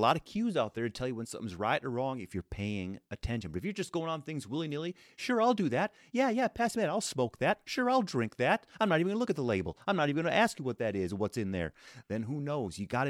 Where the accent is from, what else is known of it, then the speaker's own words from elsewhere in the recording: Florida, United States; I grew up in Florida.